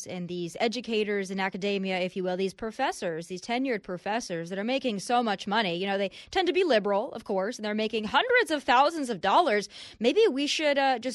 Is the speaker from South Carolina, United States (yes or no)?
no; South Dakota, United States; I'm from South Dakota.